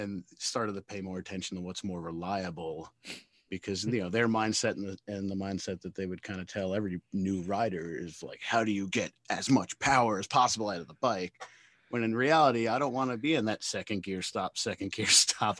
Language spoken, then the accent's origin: English; Brooklyn, New York, United States; from Brooklyn, New York